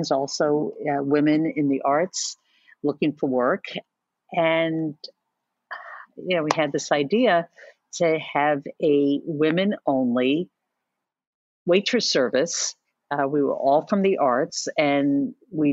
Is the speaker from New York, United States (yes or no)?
yes; New York City, New York, United States; I'm a native New Yorker, third generation Manhattan.